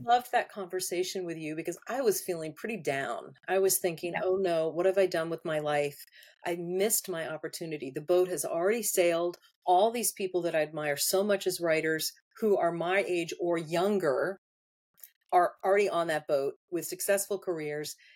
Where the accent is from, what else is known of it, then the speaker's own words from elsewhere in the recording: United States; I'm so spoiled by having all the amenities that I have as an American